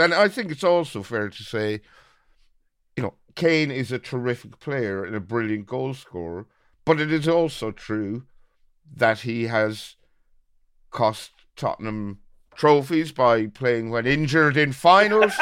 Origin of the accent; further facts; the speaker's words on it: Birr, Ireland; my hometown of Borough